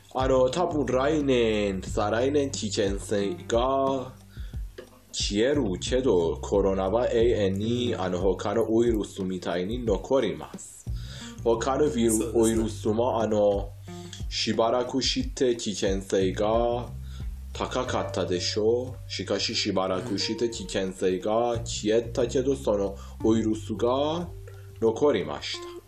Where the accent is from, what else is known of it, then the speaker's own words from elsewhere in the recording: Iran; Japanese is a second language; 僕はイラン人として